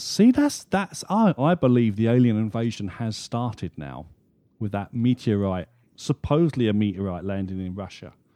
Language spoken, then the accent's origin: English; United Kingdom; being a Brit